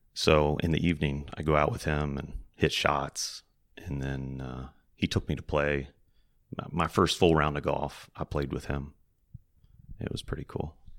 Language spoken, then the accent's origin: English; a little north of Roanoke, Virginia, United States; I grew up kind of a little north of Roanoke, Virginia, kind of in the mountains